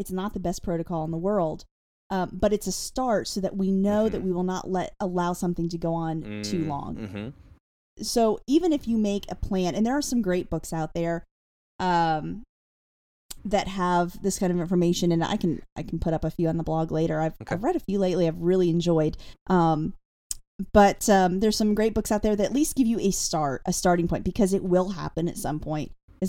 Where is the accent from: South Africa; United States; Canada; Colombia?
United States; Pennsylvania; However, I came from Pennsylvania, where there's a lot more strict rules about